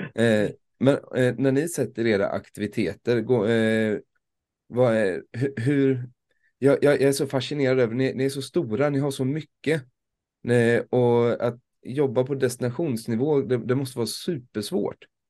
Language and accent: Swedish; Småland, Sweden; för en smålänning